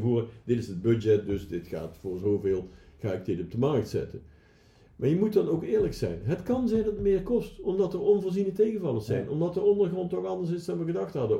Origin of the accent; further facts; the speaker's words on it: Netherlands; als Nederlanders